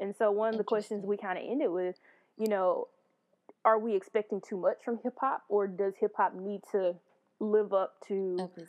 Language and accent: English; Crystal Springs, Mississippi, United States; being from Mississippi